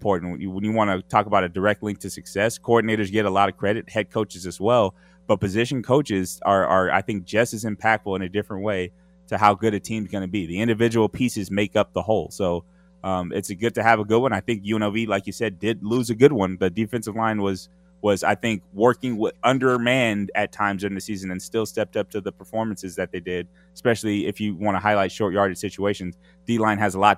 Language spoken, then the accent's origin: English; Southern California, United States; I grew up in Southern California